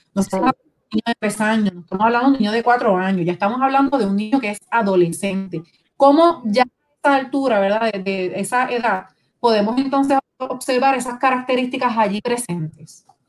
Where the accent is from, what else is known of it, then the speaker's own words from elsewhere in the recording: Puerto Rico; Nosotros como puertorriqueños